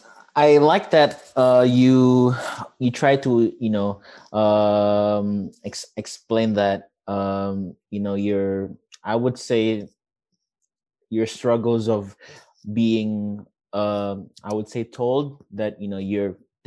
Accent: Indonesia; and then you would have to answer, I'm from Indonesia, and like, you know, that's a conversation started

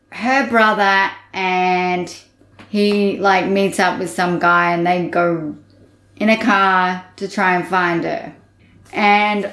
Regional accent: Australia; I am Australian

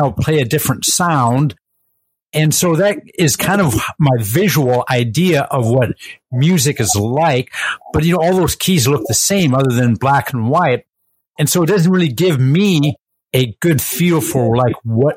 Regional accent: Iowa, United States; we're from Iowa

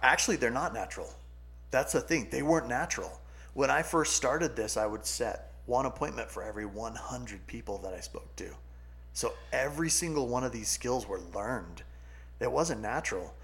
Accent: California, United States; also born or lived in New Mexico; now in Utah, United States; I grew up in California beach community or beach you know environment.

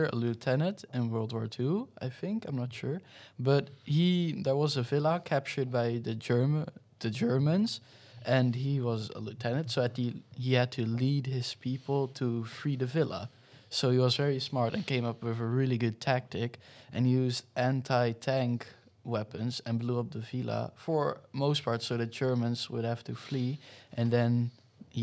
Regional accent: Netherlands; I'm from the Netherlands and I'm 12 years old.

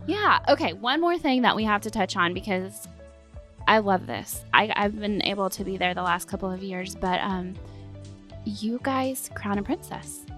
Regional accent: Chickasha, Oklahoma, United States; growing up in Chickasha, always going out to the fair. It's been here my entire life

